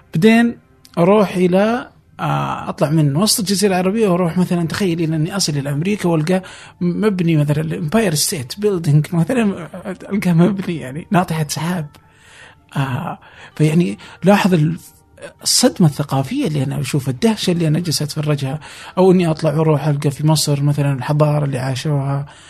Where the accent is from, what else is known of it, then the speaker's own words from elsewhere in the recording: Saudi Arabia; عندنا في السعودية